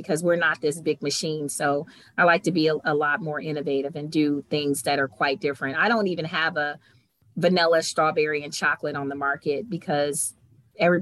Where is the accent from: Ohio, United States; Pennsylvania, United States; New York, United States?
Ohio, United States; Cleveland; moved away; I'm from Cleveland, but when I moved away and I came home